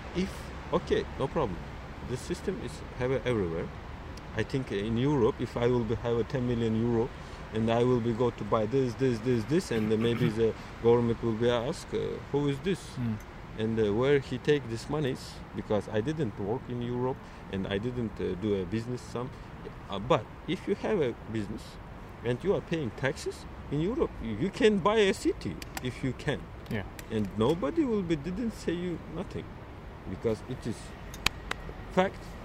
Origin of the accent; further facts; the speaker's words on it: Samarkand, Samarqand Region, Uzbekistan; English is a second language; moved away as an adult; also born or lived in Tashkent, Uzbekistan; I'm from Uzbekistan uh, origin. Uh, I was born in Samarkand city